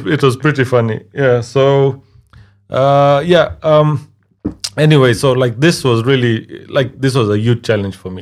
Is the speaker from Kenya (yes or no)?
yes; Kisumu, Kisumu County, Kenya; also born or lived in Tanzania; now in Slovakia; I've just grown up in Kenya and I'm a Kenyan now